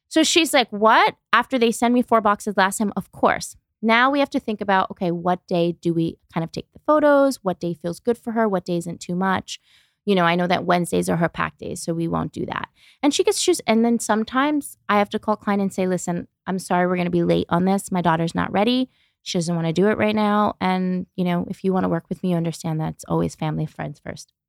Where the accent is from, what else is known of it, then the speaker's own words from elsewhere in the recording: New York City, New York, United States; moved away as an adult; now in Los Angeles, United States; I grew up in New York, Brooklyn